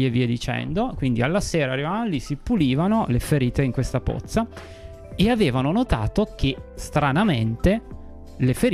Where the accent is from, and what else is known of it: Piedmont, Italy